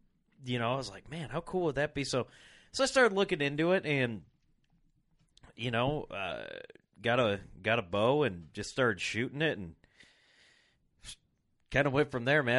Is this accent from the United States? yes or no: yes; Rock Island, Illinois, United States; I was born and raised in Rock Island, Illinois